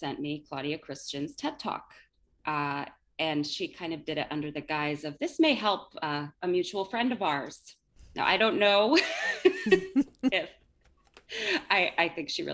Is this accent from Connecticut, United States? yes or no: yes; Connecticut, United States; also born or lived in Dublin, Ireland; I grew up in Connecticut. I'm still here, been here most of my life, spent some time in Dublin, Ireland.